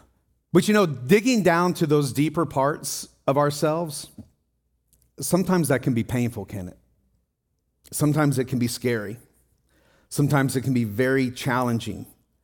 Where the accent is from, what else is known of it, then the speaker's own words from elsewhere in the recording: Tennessee, United States; moved away; also born or lived in Ohio / Wisconsin / Colorado; Well, I came from Wisconsin, but I lived in Colorado before that, but I'm from Tennessee. Oh, so you were born in Tennessee. No, I was actually born in Ohio, but I moved to Tennessee.